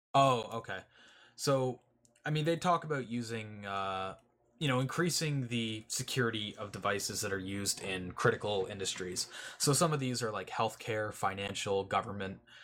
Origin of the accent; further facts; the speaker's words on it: Canada; I'm I'm Canadian